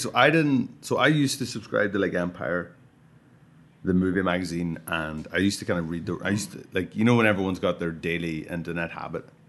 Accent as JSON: {"language": "English", "country": "Ireland", "said": "I'm Irish"}